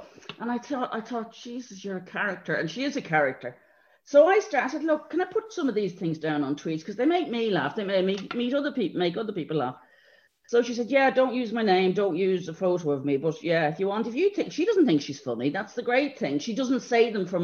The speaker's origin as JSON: {"language": "English", "country": "Ireland", "also_born_or_lived": "London", "moved": "as an adult", "said": "as Irish people"}